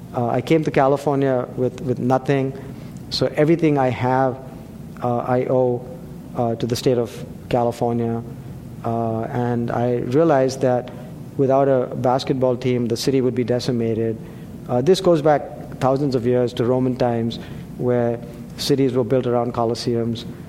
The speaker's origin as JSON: {"language": "English", "country": "India", "tie": "born or raised there", "moved": "yes", "lives_now": "Atherton, United States", "said": "I grew up in India, we play cricket over there"}